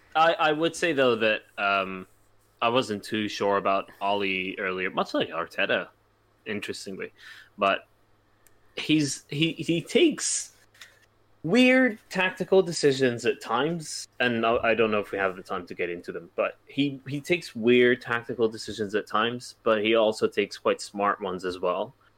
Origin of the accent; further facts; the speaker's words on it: United States; I'm an American